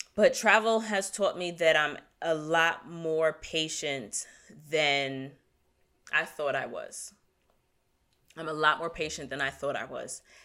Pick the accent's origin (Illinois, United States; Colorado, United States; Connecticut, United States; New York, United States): New York, United States; I'm from New York